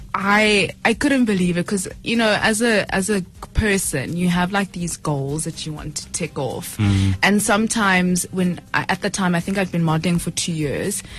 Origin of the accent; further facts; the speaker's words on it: Johannesburg, Gauteng, South Africa; also born or lived in Polokwane, Limpopo; born in Pietersburg at the time before it was changed to Polokwane. I grew up in Flora Park. I went to PCS from grade 1 to 3 until we relocated to Johannesburg in 2005